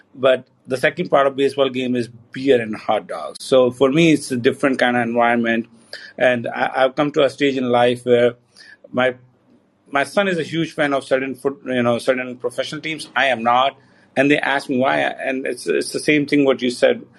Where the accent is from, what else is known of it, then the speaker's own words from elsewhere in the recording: India; now in United States; being Indian